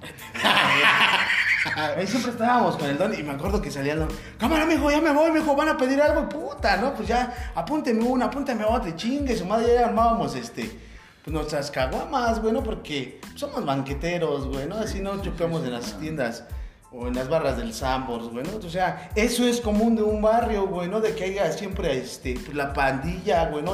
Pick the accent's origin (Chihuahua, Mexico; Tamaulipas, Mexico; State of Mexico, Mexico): State of Mexico, Mexico; Ecatepec; nací en la raza, este, pues ya toda mi vida, este. No toda mi vida he vivido aquí en Ecatepec